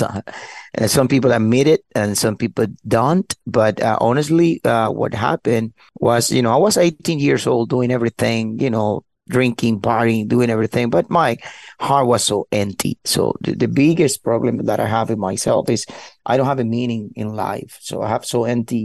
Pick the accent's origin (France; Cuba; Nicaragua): Cuba; English is a second language; moved away as an adult; also born or lived in Miami; now in Dallas, United States; I was born in Cuba in 1976